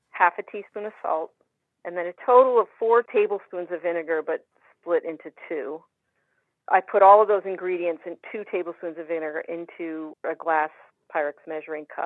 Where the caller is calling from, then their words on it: Underhill Center, Vermont, United States; Underhill Center, Vermont.